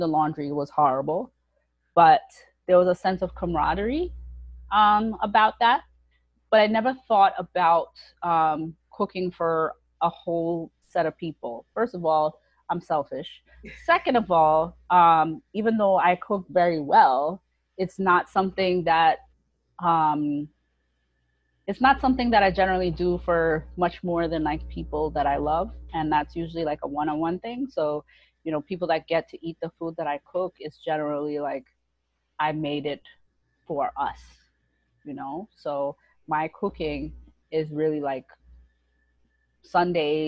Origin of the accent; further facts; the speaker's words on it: New York City, New York, United States; grew up in Brooklyn, New York